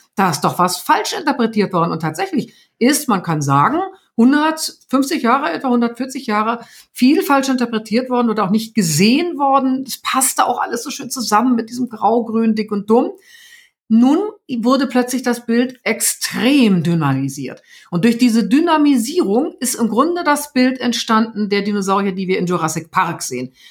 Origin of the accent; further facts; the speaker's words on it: the North, Northern Germany, Germany; wie man bei uns im Norden sagt